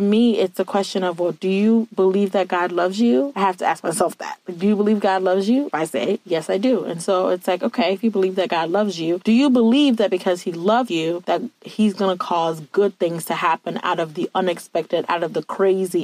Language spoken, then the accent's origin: English; Virginia, United States; moved away as an adult; now in Ohio, United States; I'm from Virginia, and I had to move from Virginia to Ohio